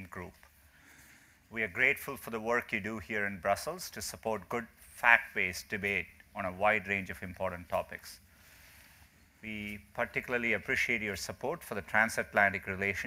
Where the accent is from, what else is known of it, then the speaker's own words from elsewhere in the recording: India; moved away; Growing up in India